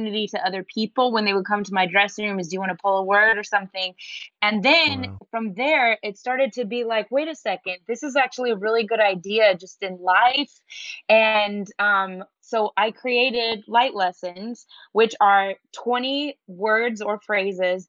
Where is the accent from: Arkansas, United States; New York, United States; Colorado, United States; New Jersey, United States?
Colorado, United States; Denver; I'm from Denver, Colorado, so it's dry climate. We didn't have fireflies growing up